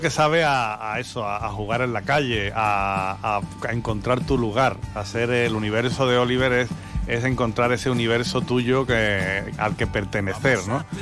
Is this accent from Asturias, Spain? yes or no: no; Algeciras, Andalusia, Spain; moved away as an adult; desde los 18 años me fui de Algeciras